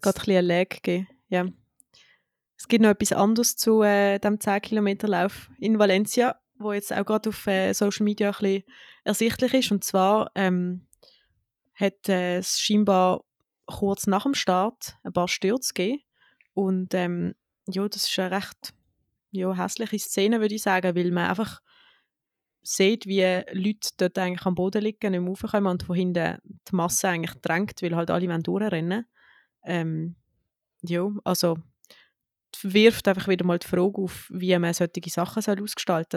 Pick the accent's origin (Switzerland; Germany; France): Switzerland; wir starten jetzt als Schweizer Mehrkampfteam